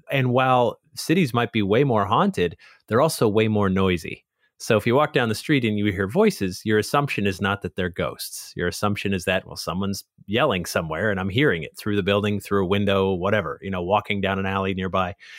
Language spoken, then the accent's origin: English; Connecticut, United States; moved away as an adult; also born or lived in Long Island, New York; I lived in Connecticut